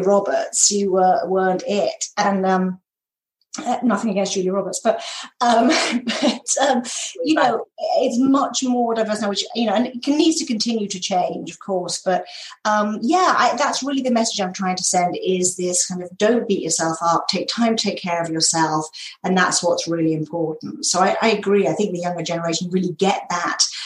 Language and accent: English; United Kingdom; accent: British; moved away as an adult; also born or lived in North Carolina / California / New York; now in Minnesota, United States; I am British. So I grew up in the uh, just outside of London in England and spent the first 32 years of my life there.